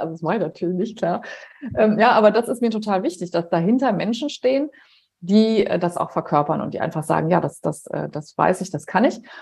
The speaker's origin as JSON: {"language": "German", "area": "Heinsberg district", "region": "North Rhine-Westphalia", "country": "Germany", "tie": "born or raised there", "moved": "yes", "said": "Meine Eltern leben im Kreis Heinsberg"}